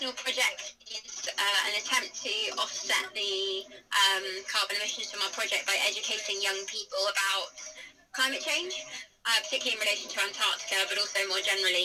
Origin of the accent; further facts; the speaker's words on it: Tunbridge Wells, South East England, United Kingdom; moved away as an adult; now in Bournemouth, United Kingdom; I'm originally from Tunbridge in Kent. I grew up in the Guides